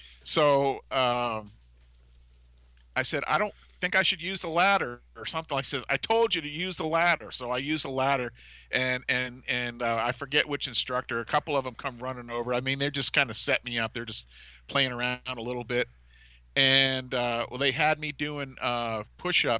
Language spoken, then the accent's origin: English; Massachusetts, United States; I was from Massachusetts